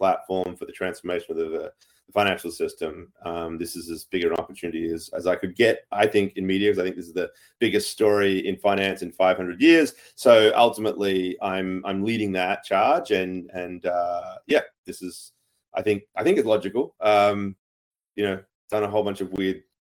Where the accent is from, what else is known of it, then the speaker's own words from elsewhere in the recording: Australia; I'm an Aussie of Irish descent